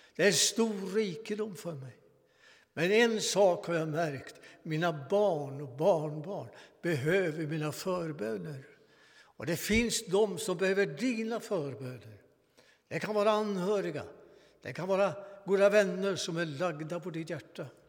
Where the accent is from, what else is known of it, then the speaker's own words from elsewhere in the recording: Svanvik, Västra Götaland, Sweden; När jag var 15 år välkomnades jag till församlingen i min hembygd